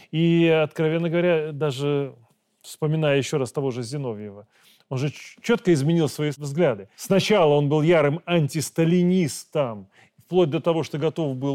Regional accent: Belarus

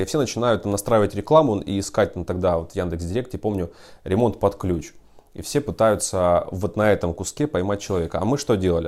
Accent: Ukraine; moved away as an adult; also born or lived in Horlivka; now in Russia; я сам из Украины

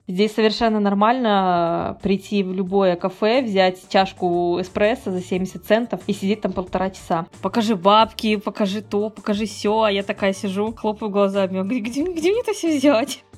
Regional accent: Kazakhstan; moved away as an adult; also born or lived in Russia / Poland; now in Portugal; я родилась и выросла в Казахстане и живу в Португалии

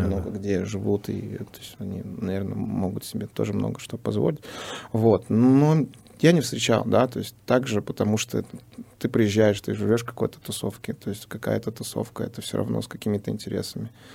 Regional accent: Uzbekistan; now in San Diego, United States; выходец из Узбекистана

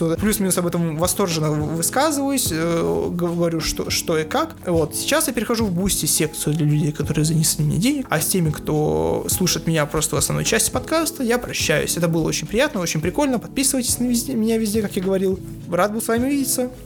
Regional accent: Achinsk, Krasnoyarsk Krai, Russia; Я как человек из Ачинска говорю, люди реально так и развлекаются в маленьких городах

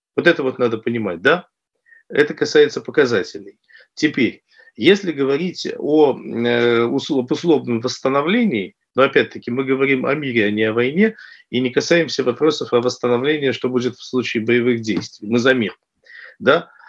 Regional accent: Taganrog, Rostov Oblast, Russia; я вот родом из Ростовской области, Ростов, Таганрог, и я помню, как это было в детстве

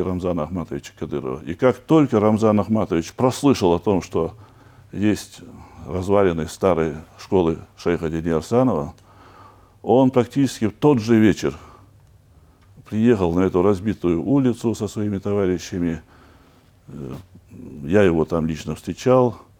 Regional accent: Chechnya, Russia; я чеченец

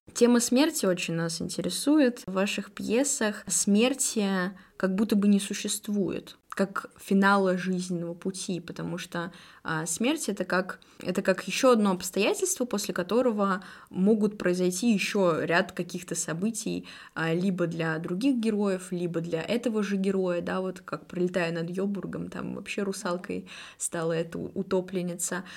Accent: Perm, Perm Krai, Russia; я пермячка

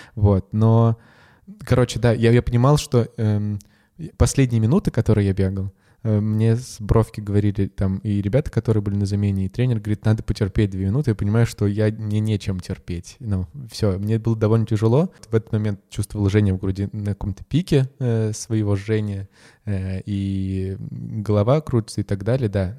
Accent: Salekhard, Yamalo-Nenets Autonomous Okrug, Russia; moved away as an adult; now in Moscow, Russia; я северный человек, я из Салихарда

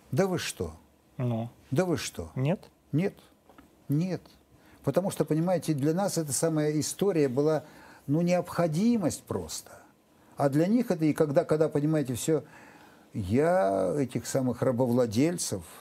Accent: Ukraine; Я украинец, вот такой вот украинец, щирый.

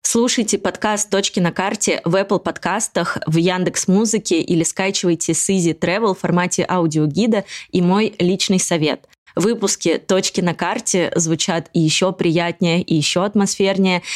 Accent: Tomsk, Tomsk Oblast, Russia; now in Moscow, Russia; я из Томска

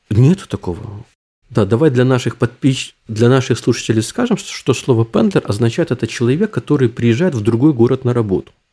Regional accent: Ukraine; also born or lived in Düsseldorf, Germany; now in Germany; я сам из Украины, но говорю по-русски

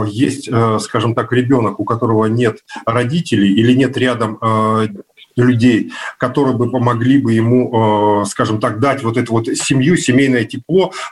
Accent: Novosibirsk, Novosibirsk Oblast, Russia; born or raised there

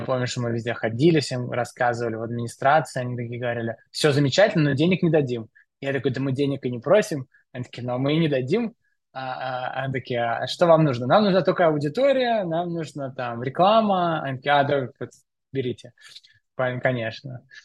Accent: Moscow, Russia; Я э, родился в Москве, учился в школе в Москве

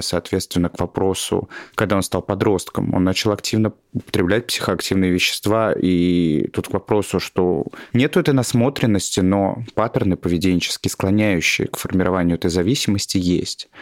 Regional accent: Tolyatti, Samara Oblast, Russia; moved away; в моем городе еще, я из Тольятти, а это были 90-е

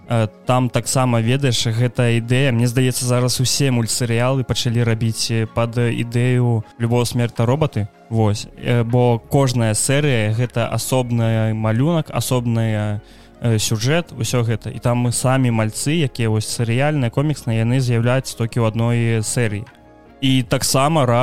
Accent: Ukraine; я украінец

